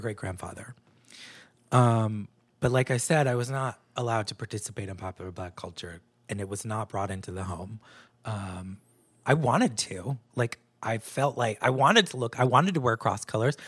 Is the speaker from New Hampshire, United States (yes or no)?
yes; New Hampshire, United States; moved away; also born or lived in New York; I was raised in New Hampshire, which was a predominantly white place